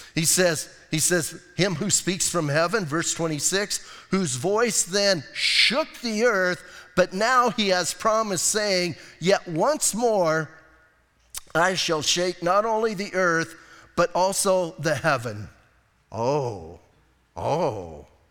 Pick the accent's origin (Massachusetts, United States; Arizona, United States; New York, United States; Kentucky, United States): Arizona, United States; I'm from Arizona